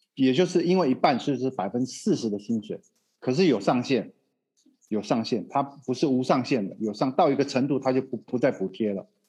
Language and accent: Chinese; Taiwan; now in Brazil; 我们台湾话就有百，有拍，有保庇啦